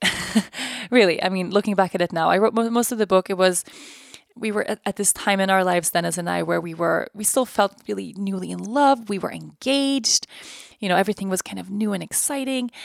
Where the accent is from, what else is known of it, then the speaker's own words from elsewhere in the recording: Sweden; I'm from Sweden. My family's lived in Sweden for generations.